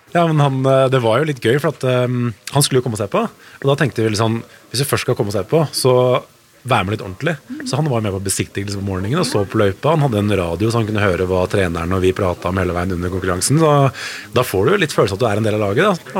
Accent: Norway; vi er jo nordmenn

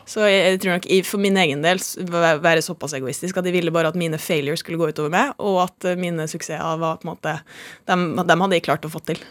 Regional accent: Molde, Møre og Romsdal, Norway; Jeg er fra Molde.

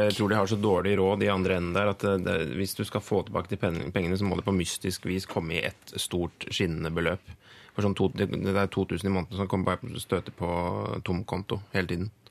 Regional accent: Innlandet, Norway; moved away; jeg kommer jo fra Innlands-Norge

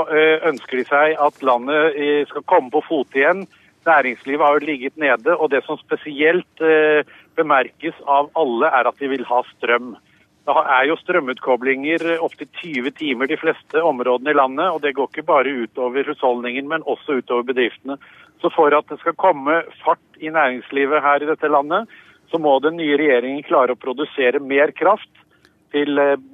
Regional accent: Pakistan; Vi kommer fra, eh, fra Pakistan til Rikin Ja.

